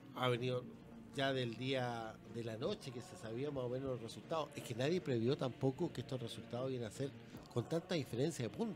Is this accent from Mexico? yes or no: no; Chile